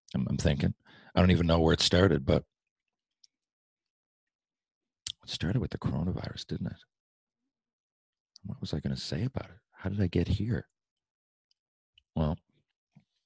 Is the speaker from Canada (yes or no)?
yes; Newfoundland and Labrador, Canada; Being a Newfoundlander